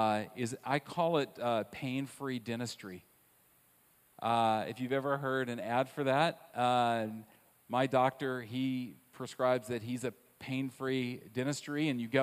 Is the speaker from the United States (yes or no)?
yes; Southern United States, United States; But the one that I love the most, because I grew up in the South, is not this idea of blaming other people, because that wasn't nice in the South, and it wasn't numbing, because that's just not something you did.